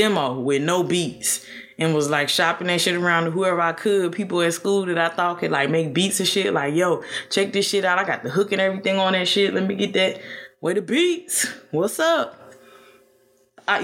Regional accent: Chicago, Illinois, United States; also born or lived in Statesboro, Georgia; Chicago is home for me

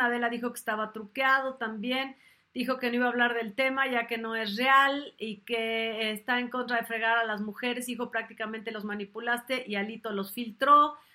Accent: Mexico; yo soy mexicana.

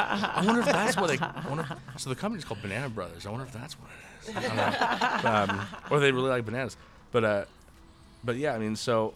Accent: Idaho Falls, Idaho, United States; also born or lived in Oregon; I come from Oregon and Idaho.

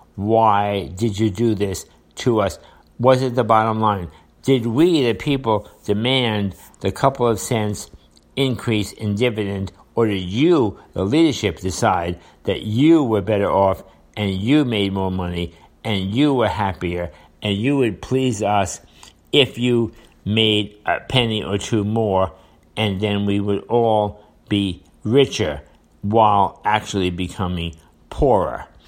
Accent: United States; as a citizen, as a voter, as an American

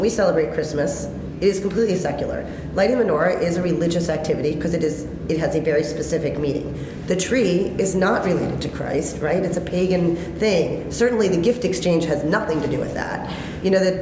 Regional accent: United States; We're Jewish, my husband's not, and we're American

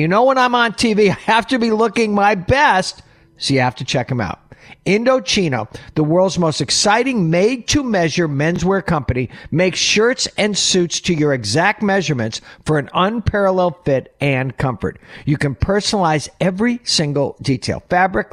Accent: Oneida, New York, United States; I grew up in Oneida, New York

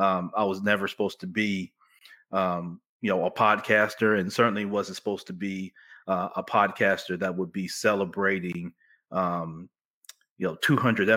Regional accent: Memphis, Tennessee, United States; also born or lived in Chicago, Illinois; I'm a kid from the Orange Mound section of Memphis, which is kind of southeast Memphis

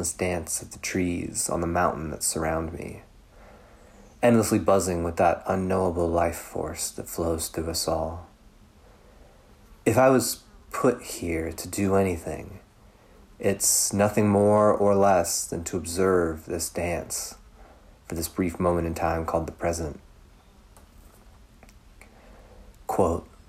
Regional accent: Louisville, Kentucky, United States; outside of my hometown of Louisville

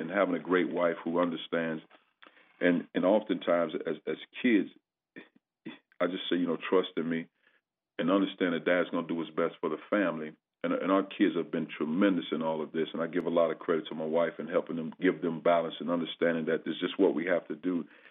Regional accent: East St. Louis, Illinois, United States; moved away as an adult; also born or lived in Indiana / Tennessee / California; now in Missouri, United States; growing up in East St. Louis, uh, I played for the legendary, you know, Benny Lewis

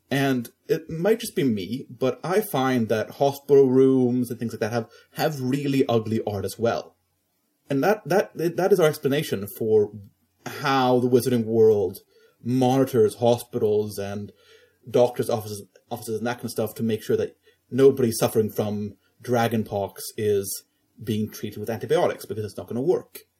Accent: Stockholm, Stockholm County, Sweden; I am from Stockholm. I am a Swedish Canadian based in, in Sweden.

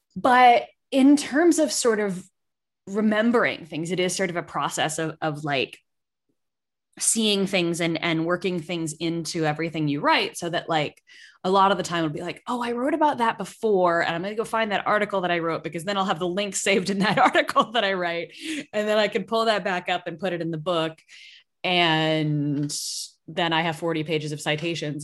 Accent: Massachusetts, United States; I grew up in Massachusetts

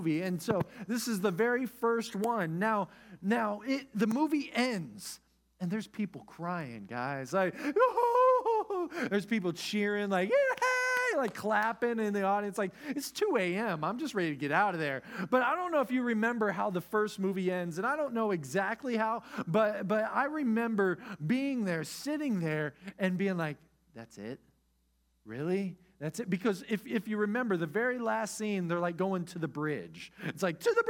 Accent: Oklahoma, United States; moved away; also born or lived in Texas; I was from Oklahoma

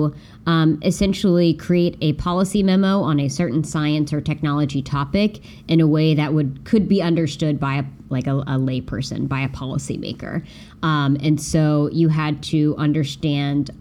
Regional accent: West Virginia, United States; moved away as an adult; now in San Francisco, United States; Spent my first like 23 years of life in West Virginia

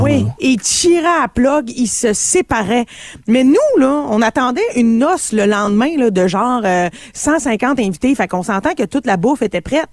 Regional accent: Canada; je suis canadienne

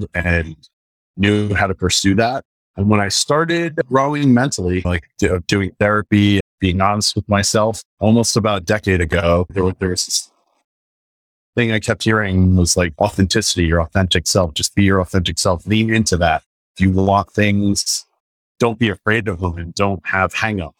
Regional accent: Jersey City, New Jersey, United States; also born or lived in New York City; I grew up here, so it comes out sometimes

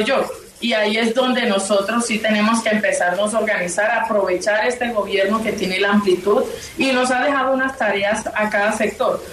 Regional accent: Riohacha, La Guajira, Colombia; yo soy de Rihuacha, ¿sí? No soy de Uribia

